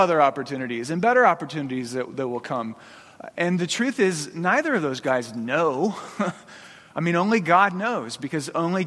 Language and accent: English; Phoenix, Arizona, United States; moved away as an adult; now in Boise, United States; I grew up in Phoenix. From elementary school up through college, you know, all my childhood was there.